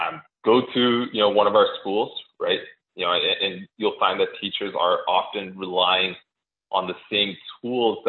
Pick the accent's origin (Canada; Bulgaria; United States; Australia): Canada; as a Canadian